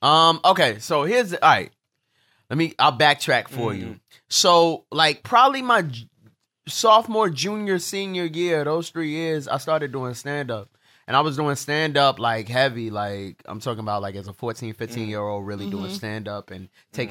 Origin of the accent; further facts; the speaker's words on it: Brooklyn, New York, United States; I'm from Brooklyn.